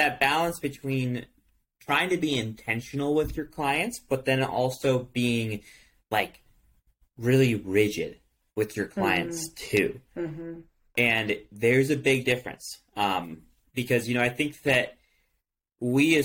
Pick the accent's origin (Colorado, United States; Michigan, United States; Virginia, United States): Michigan, United States; I grew up in Michigan, so they had this thing where you can return cans for 10 cents